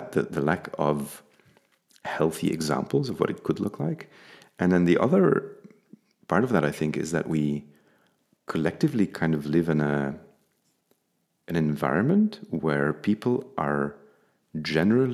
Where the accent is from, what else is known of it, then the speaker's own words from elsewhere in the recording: Flanders, Belgium; the area where I grew up in Flanders in Belgium